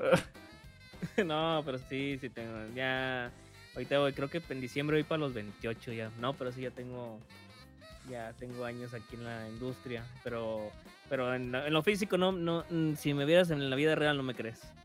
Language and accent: Spanish; northern Mexico, Mexico; accent: norteño; soy del norte de México. Al norte de México hablamos más golpeado.